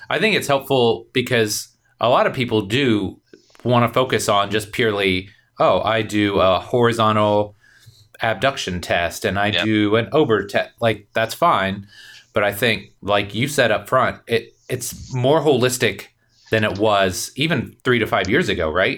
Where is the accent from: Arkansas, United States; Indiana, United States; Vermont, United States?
Indiana, United States; I came from Indiana